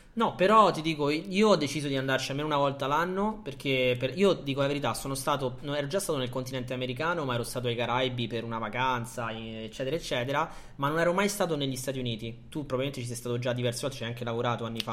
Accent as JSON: {"language": "Italian", "country": "Italy", "tie": "born or raised there", "said": "noi ci siamo italiani, siamo nati in Italia, eh, siamo cresciuti in un paese"}